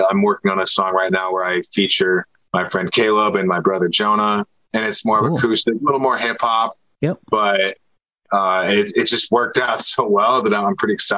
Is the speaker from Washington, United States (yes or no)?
yes; Seattle, Washington, United States; I'm from Seattle. It's all I know and love.